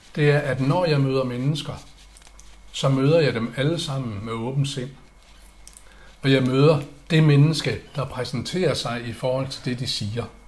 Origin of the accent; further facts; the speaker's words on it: Aalborg, North Denmark Region, Denmark; moved away; jeg er opvokset i Aalborg